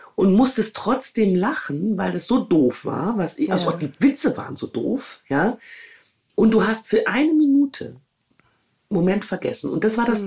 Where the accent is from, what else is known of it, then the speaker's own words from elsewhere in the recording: Düsseldorf, North Rhine-Westphalia, Germany; moved away as an adult; Düsseldorf, meine Heimat, mein soziales Netzwerk